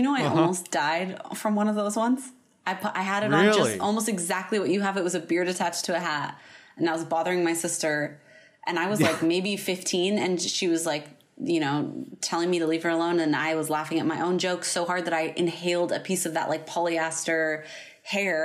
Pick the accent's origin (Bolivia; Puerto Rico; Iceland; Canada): Canada; I'm Canadian